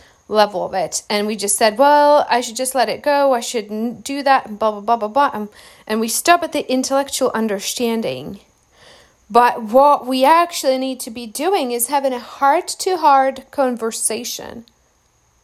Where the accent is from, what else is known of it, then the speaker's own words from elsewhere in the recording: Czechia; moved away; I avoid my hometown by about 7,000 miles